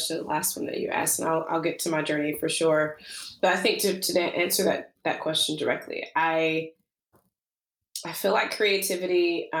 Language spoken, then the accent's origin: English; Alabama, United States; now in Seattle, United States; I was born and raised in the South, in Alabama